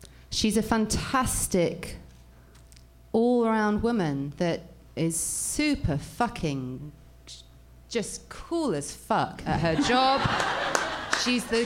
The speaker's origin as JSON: {"language": "English", "region": "England", "country": "United Kingdom", "said": "I'm English"}